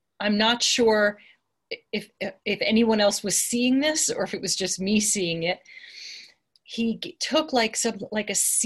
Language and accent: English; Long Island, New York, United States; now in Santa Fe, United States; I grew up in Long Island and diners are big there